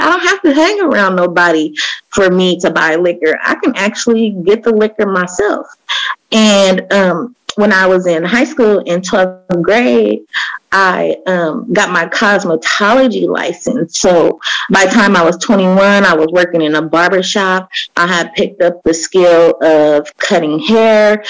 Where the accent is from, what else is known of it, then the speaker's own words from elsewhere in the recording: Oakland, California, United States; I grew up in Oakland, East Oakland.